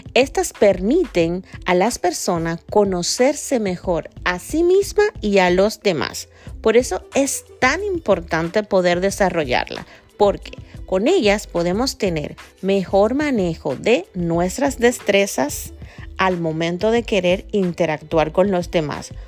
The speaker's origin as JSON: {"language": "Spanish", "country": "Dominican Republic", "said": "mi gente de República Dominicana, de donde soy yo y de donde este podcast sale"}